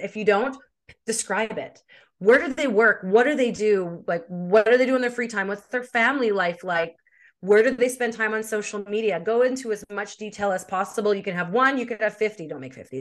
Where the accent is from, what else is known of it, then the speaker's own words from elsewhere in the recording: Winnipeg, Manitoba, Canada; moved away as an adult; also born or lived in Edmonton / Vancouver; now in British Columbia, Canada; I'm from Winnipeg, but I'm living in British Columbia